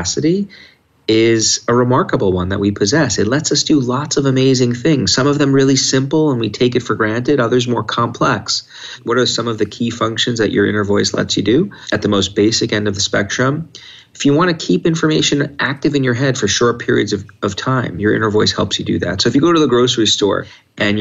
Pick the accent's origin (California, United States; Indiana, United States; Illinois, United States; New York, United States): New York, United States; when I was a little kid and growing up in New York